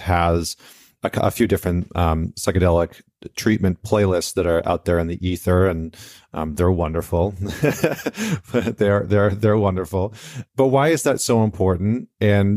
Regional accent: Canada; moved away; I'm Canadian

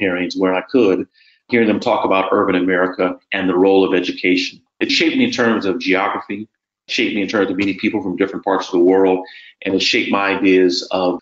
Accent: Los Angeles, California, United States; moved away as an adult; also born or lived in Florida; now in Charlottesville, United States; the neighborhood I grew up in the Crenshaw District

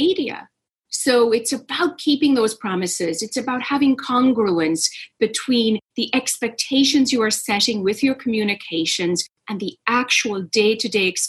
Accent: Ireland; I grew up in Ireland

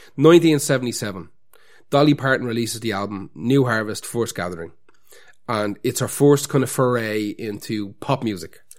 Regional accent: Ireland; As Irish people

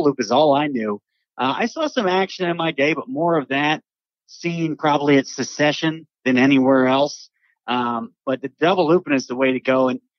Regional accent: District of Columbia, United States; and I grew up near Washington, followed the Capitals real closely.

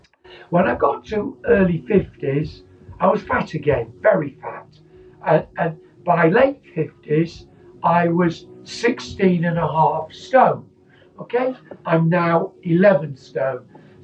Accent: Scunthorpe, Yorkshire and the Humber, United Kingdom; born there; So I was born in Scunthorpe. I wanted to play for Scunthorpe United.

